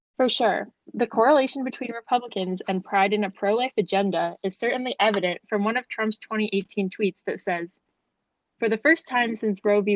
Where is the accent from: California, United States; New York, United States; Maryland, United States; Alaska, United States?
New York, United States; New York City; I was raised in New York and grew up and work and everything else in New York City